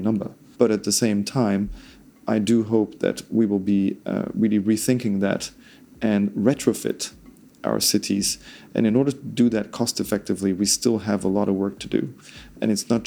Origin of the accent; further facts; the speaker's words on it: France; I'm Danish and Italian. I grew up in France.